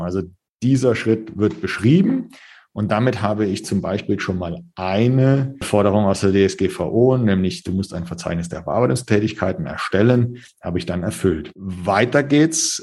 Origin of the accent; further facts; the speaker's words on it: Germany; bei uns in Deutschland